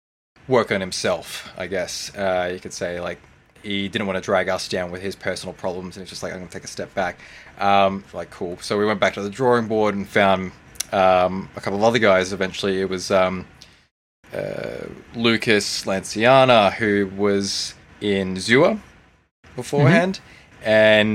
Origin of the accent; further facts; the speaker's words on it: Victoria, Australia; because we were thinking, hey, we're from Victoria, right? That's the Garden State.